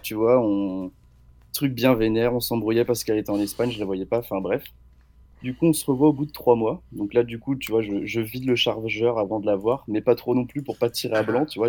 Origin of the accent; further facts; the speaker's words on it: Angers, Pays de la Loire, France; je viens d'Angers